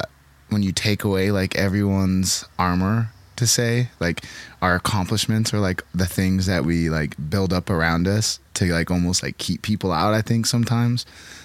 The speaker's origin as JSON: {"language": "English", "region": "Pacific Northwest", "country": "United States", "said": "how we're both from the Northwest."}